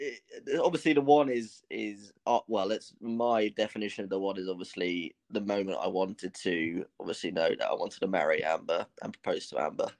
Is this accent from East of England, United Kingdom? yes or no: no; London, United Kingdom; I'm 22 years old and I'm from London in England